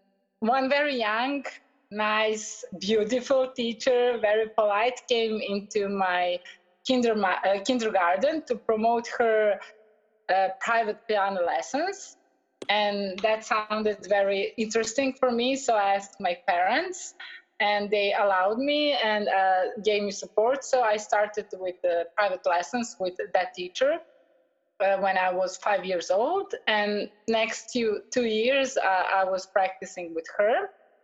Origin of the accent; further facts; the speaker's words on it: Belgrade, Serbia; I am from Belgrade, from Serbia.